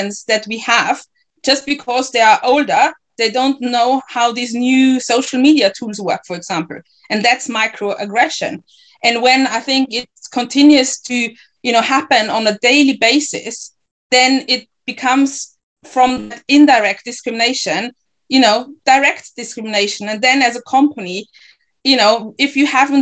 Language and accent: English; Ghana; now in Germany; I'm Ghanaian